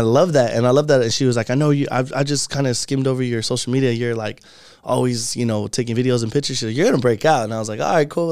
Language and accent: English; Phoenix, Arizona, United States; we're all from Phoenix